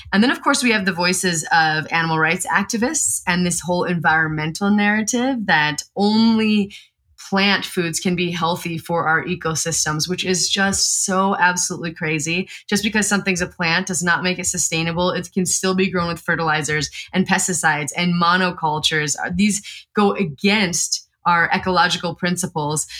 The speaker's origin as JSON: {"language": "English", "region": "Eastern Montana", "country": "United States", "tie": "born or raised there", "said": "I grew up in Montana, Eastern Montana"}